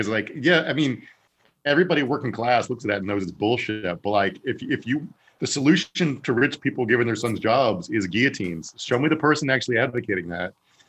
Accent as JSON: {"language": "English", "region": "Southern Virginia", "country": "United States", "tie": "born or raised there", "also_born_or_lived": "Texas", "moved": "as an adult", "lives_now": "Los Angeles, United States", "said": "I grew up in Southern Virginia, small town. After college, I moved."}